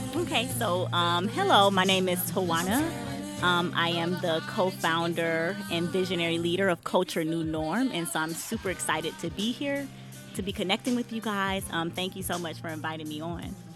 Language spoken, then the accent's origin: English; Detroit, Michigan, United States; moved away; also born or lived in DMV area; I'm from Detroit